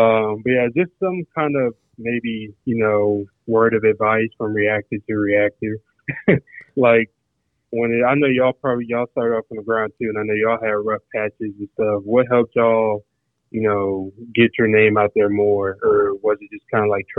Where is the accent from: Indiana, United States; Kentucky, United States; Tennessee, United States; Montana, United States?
Tennessee, United States; Murfreesboro; My bad. I'm from Murfreesboro, Tennessee. It's right out of Nashville.